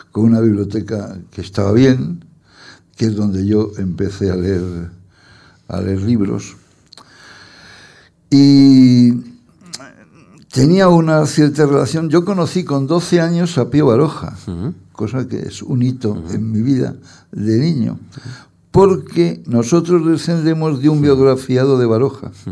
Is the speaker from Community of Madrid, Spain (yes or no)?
yes; Torrelodones, Community of Madrid, Spain; born there; Yo nací por una casualidad en Torrelodones, porque mis padres tenían una casa en Torredones.